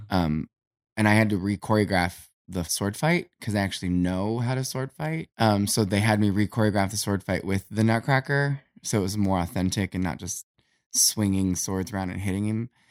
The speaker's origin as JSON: {"language": "English", "town": "Canton", "region": "Ohio", "country": "United States", "tie": "born or raised there", "said": "I grew up in Canton, Ohio in the eighties"}